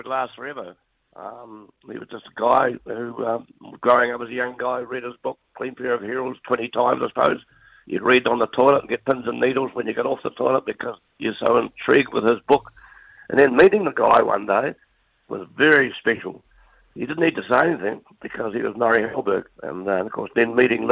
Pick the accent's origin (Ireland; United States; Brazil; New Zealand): New Zealand; being a Kiwi